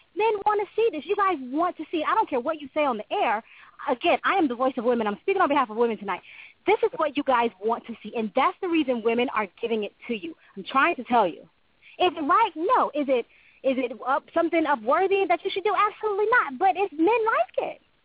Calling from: Florida, United States; I'm calling from Florida

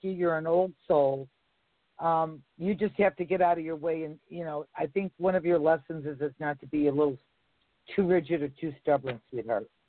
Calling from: New Jersey, United States; in New Jersey.

